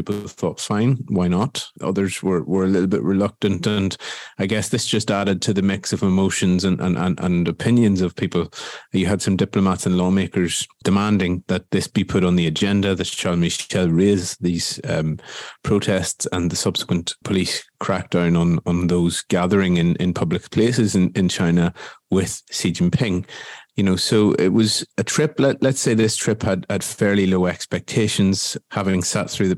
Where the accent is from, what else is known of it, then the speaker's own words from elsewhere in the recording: Ireland; now in Brussels, Belgium; as an Irish person